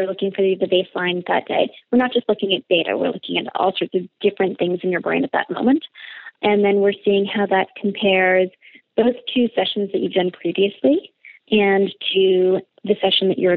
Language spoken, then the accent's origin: English; Canada; Being Canadian, I marginally speak French